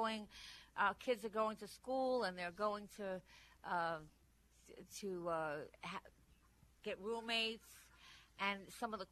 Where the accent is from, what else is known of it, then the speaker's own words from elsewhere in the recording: Nassau County, New York, United States; moved away; I'm from Nassau originally